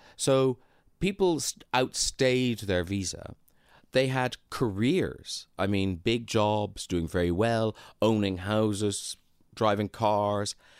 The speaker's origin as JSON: {"language": "English", "town": "Bandon", "region": "Munster", "country": "Ireland", "tie": "born or raised there", "also_born_or_lived": "Dublin / Waterford / United Kingdom", "moved": "as an adult", "said": "my hometown of Bandon"}